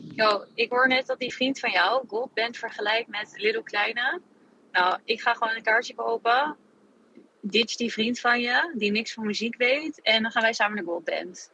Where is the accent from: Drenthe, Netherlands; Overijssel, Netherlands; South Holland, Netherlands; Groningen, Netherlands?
Overijssel, Netherlands; Zwolle; also born or lived in Gelderland; ik ben een Zwolse, Zwolse jongen